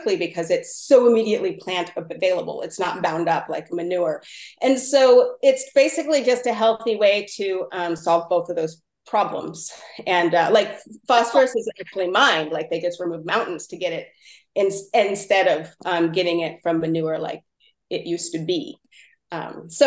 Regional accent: Mendocino County, California, United States; I'm from the coast of Mendocino County, Point Arena and Mendocino and stuff

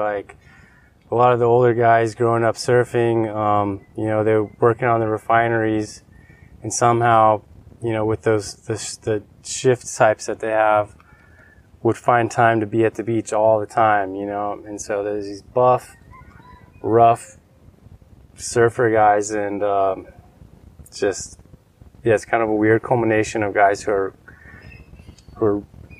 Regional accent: Corpus Christi, Texas, United States; moved away as an adult; now in Mexico; I grew up along the Gulf Coast of Mexico in South Texas. And the town is called Corpus Christi. It's a decent-sized town.

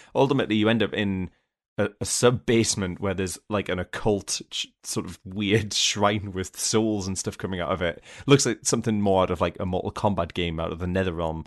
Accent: United Kingdom; as a British person

